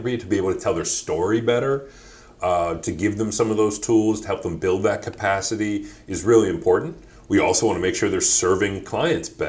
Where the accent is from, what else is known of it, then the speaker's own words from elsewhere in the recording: Detroit, Michigan, United States; also born or lived in Ann Arbor, Michigan / London; I'm originally born and raised in Detroit, although grew up half the time in Ann Arbor